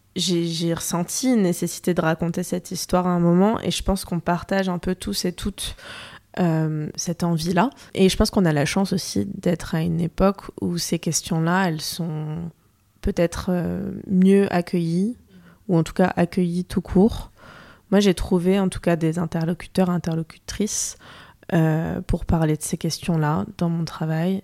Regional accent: France; je suis née en France, j'ai grandi en France

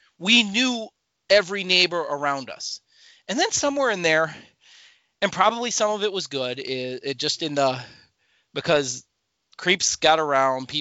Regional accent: Milwaukee, Wisconsin, United States; moved away as an adult; also born or lived in Minnesota; now in Illinois, United States; I grew up in Wisconsin

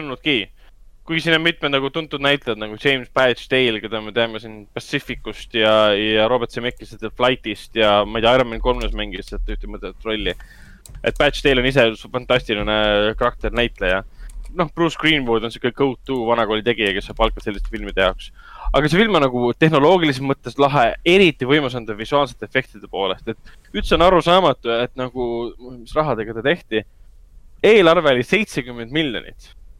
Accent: Tallinn, Harju County, Estonia; me ise kasvasime ka Hendrikuga Lasnamäel üles

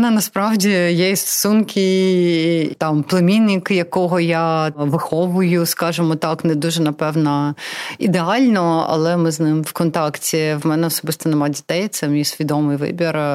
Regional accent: Donetsk, Donetsk Oblast, Ukraine; born there; first language Russian; Ukrainian is a second language; російськомовна з народження. Я народилася в Донецьку.

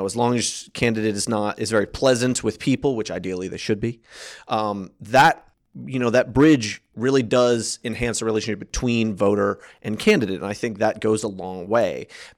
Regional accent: Maryland, United States; I was born and raised in Frederick County. I was born at FMH. Went to Brunswick High School, went to Hood College. So my entire education has been within Frederick County.

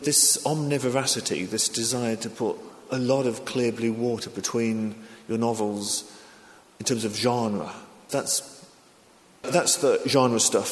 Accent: England, United Kingdom; also born or lived in Japan; I'm English

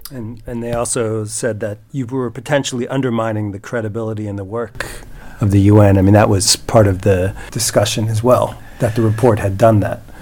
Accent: United States; now in Sweden; I'm an American

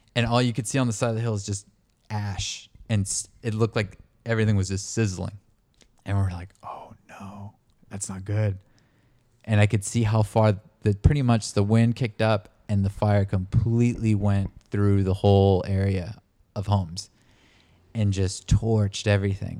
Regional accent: El Dorado wildfire area, California, United States; where I grew up, my hometown, in my little rural neighborhood

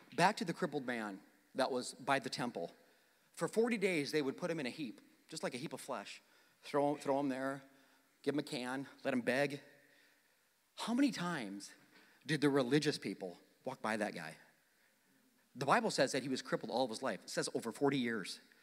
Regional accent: South Dakota, United States; moved away; my hometown in South Dakota

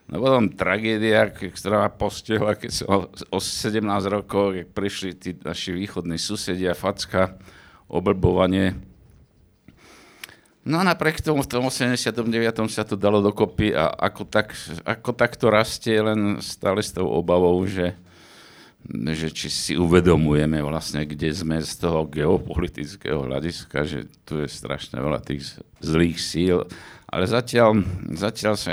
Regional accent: Slovakia; pre mňa, ako Slováka, ktorý som sa, aj sa identifikujem ako Slovák bez toho, aby som bol teda hej Slovák.

